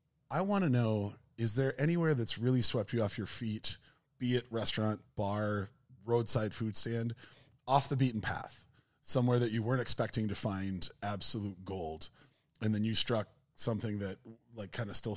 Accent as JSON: {"language": "English", "region": "Minnesota", "country": "United States", "tie": "born or raised there", "said": "Growing up in Minnesota during the East Coast, West Coast rap wars that I thought were very, very real."}